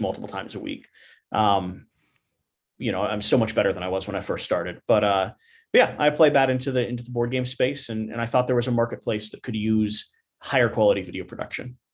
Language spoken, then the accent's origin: English; Kentucky, United States; I, I grew up, you know, in Kentucky. I grew up in the South